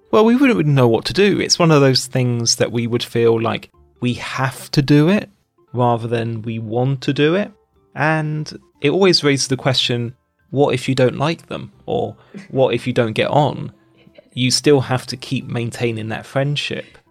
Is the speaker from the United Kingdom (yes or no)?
yes; United Kingdom; moved away as an adult; now in China; Being British